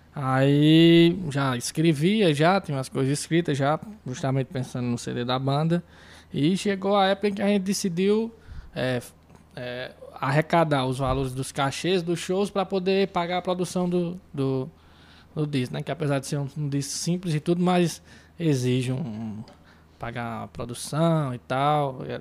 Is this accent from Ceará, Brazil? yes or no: yes; Iguatu, Ceará, Brazil; sou músico aqui de Iguatu